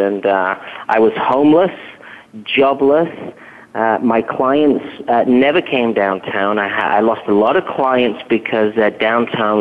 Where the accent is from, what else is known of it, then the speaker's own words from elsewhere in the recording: England, United Kingdom; moved away as an adult; now in United States; I hail from England